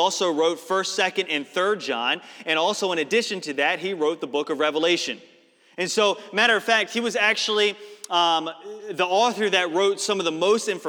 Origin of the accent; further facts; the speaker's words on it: Northeast, United States; moved away; I'm from the Northeast